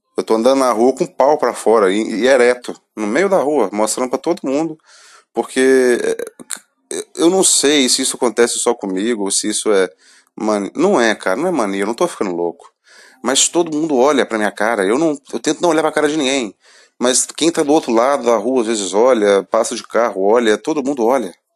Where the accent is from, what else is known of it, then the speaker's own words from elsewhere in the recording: Brazil; sou brasileiro